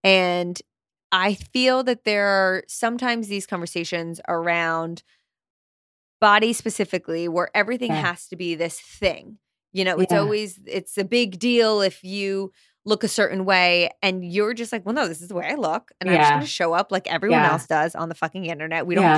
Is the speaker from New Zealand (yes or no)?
no; Canada; accent: Canadian; I fear that by the end of this episode, I will be speaking my full Canadian accent, but who knows?